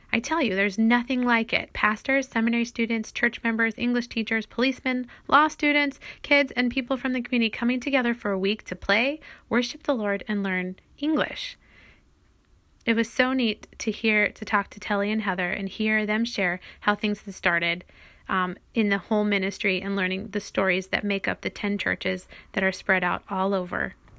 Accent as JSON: {"language": "English", "country": "United States", "also_born_or_lived": "Brazil", "moved": "as an adult", "said": "as an American"}